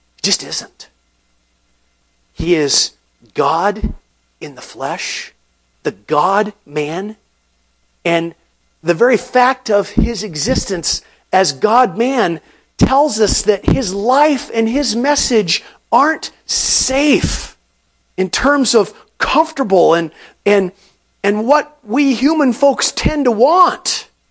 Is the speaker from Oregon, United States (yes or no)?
yes; Portland, Oregon, United States; growing up in Portland